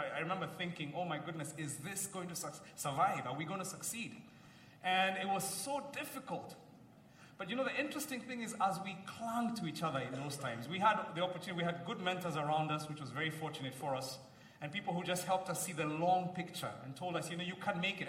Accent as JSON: {"language": "English", "country": "Kenya", "said": "like many Kenyans"}